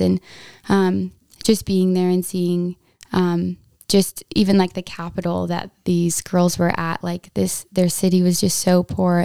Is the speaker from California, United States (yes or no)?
no; Wasilla, Alaska, United States; I'm from Wasilla, Alaska.